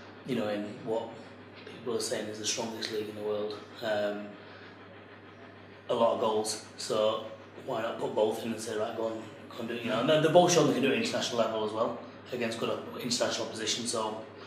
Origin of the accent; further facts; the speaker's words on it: England, United Kingdom; I'm an Englishman with Italian descendants